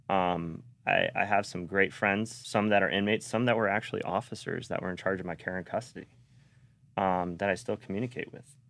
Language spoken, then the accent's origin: English; Sarasota, Florida, United States; also born or lived in North Las Vegas / Bradenton; I was raised here in Sarasota. and Bradenton out by, which is now Lakewood Ranch